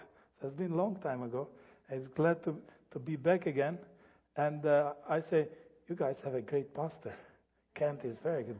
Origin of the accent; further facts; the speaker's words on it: Albania; English is a second language; I am from Albania. This is a good summary, quick summary of Albania, where it is and how it has been gone through.